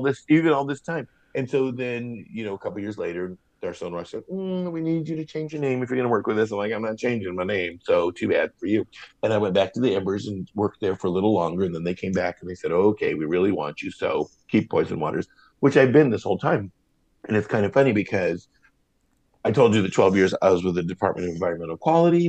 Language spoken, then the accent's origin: English; Portland, Oregon, United States; also born or lived in Santa Monica, California / Venice, Los Angeles, California; growing up in Portland